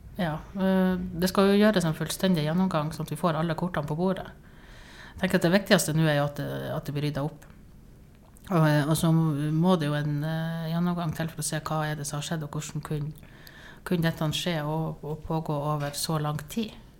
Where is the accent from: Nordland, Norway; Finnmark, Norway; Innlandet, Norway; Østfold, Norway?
Nordland, Norway; Sortland; now in Tromsø, Norway; jeg er egentlig fra Sortland